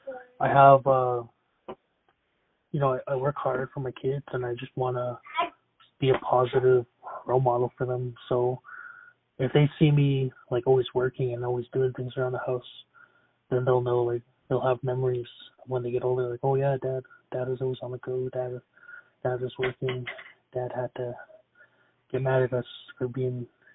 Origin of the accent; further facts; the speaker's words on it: Siksika Nation, Alberta, Canada; I'm from Siksika Nation, Alberta